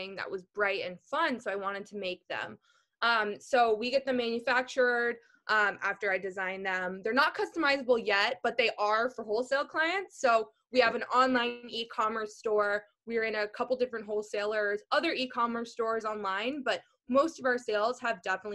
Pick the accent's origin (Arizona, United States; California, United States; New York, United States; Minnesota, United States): Minnesota, United States; moved away; also born or lived in East Texas; I grew up in Minnesota